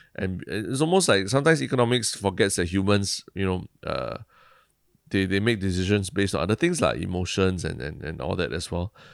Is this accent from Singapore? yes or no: yes; Singapore; being Singaporean, um, you know, we grew up with a lot of, uh, playing with words like